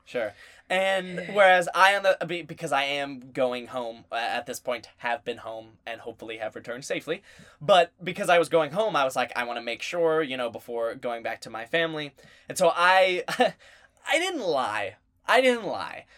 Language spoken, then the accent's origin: English; the South, United States; we're from the South.